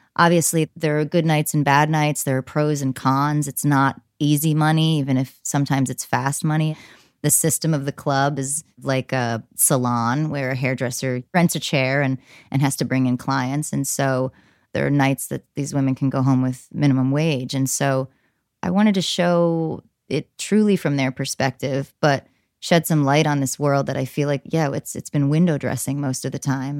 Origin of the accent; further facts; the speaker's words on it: New Jersey, United States; I grew up in New Jersey